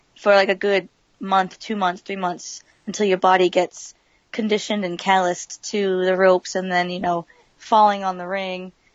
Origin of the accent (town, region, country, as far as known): Massachusetts, United States; born or raised there; also born or lived in San Dimas, California